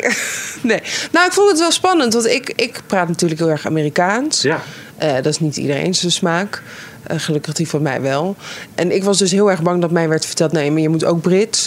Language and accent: Dutch; Netherlands; We, we zijn Nederlanders